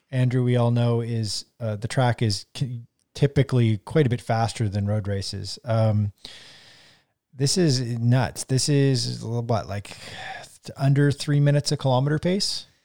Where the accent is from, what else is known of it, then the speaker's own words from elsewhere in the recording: Canada; we're all Canadian here